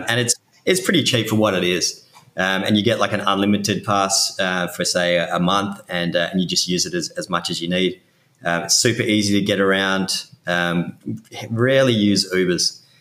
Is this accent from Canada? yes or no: no; Perth, Western Australia, Australia; accent: Australian; moved away as an adult; now in New York City, United States; I'm originally from Perth in Western Australia.